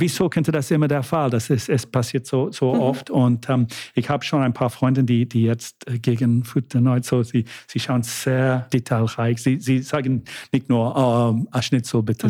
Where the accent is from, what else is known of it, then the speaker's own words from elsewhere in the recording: United Kingdom; first language English; German is a second language; now in Vienna, Austria; Englisch ist meine Muttersprache und viele Leute lieben es, wie, die, wie wir Briten